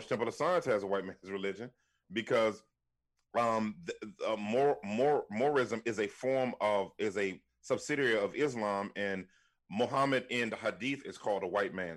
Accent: Washington, District of Columbia, United States; now in Philadelphia, United States; born and raised in Washington, D C, uh, during the crack era

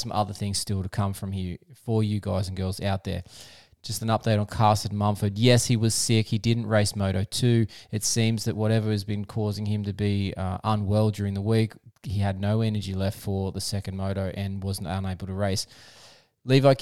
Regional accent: Australia; as an Aussie fan

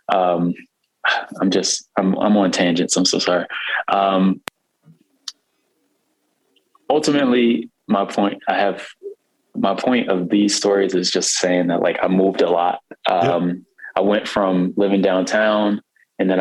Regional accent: Baltimore, Maryland, United States; I'm from Baltimore. I'm from West Baltimore

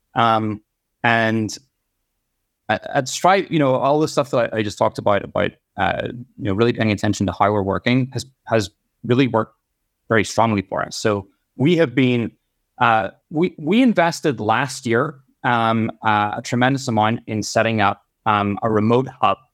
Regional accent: Ireland; moved away; I grew up in Ireland.

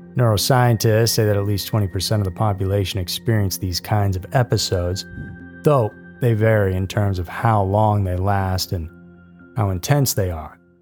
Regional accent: Massachusetts, United States; I grew up in Massachusetts

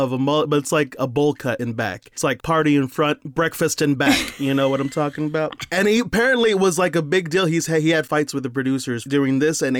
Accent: Texas, United States; growing up in Texas where this movie was filmed.

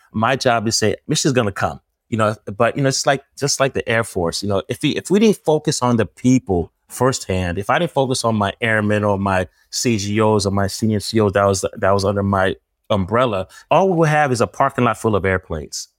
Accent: New Jersey, United States; I'm from Jersey.

